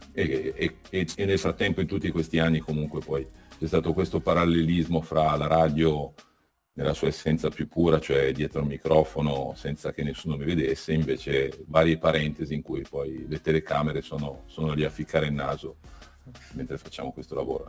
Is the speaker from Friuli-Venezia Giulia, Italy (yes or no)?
no; Cuneo, Piedmont, Italy; moved away as an adult; sono cresciuto a Cuneo